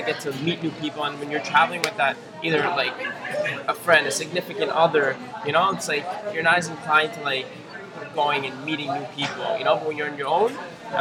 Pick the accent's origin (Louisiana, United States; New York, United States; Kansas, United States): New York, United States; growing up in New York